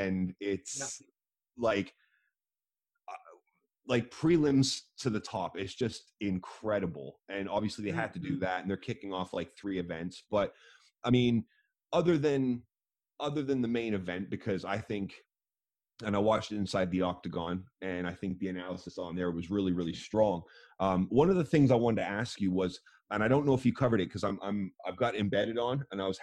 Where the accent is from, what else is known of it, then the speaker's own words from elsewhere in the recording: Canada; moved away; I grew up over there in Canada